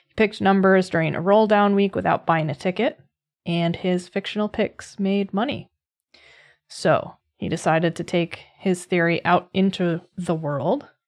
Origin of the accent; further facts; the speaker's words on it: Massachusetts, United States; moved away; right around where I grew up in Massachusetts